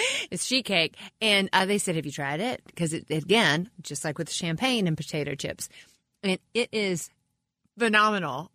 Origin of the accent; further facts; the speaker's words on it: Manassas, Virginia, United States; From Manassas